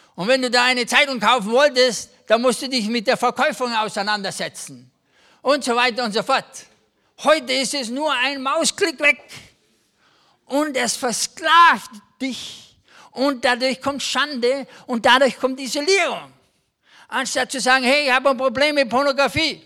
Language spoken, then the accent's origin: German; Germany; also born or lived in Kaufbeuren, Bavaria; als Deutsche sind wir sehr gut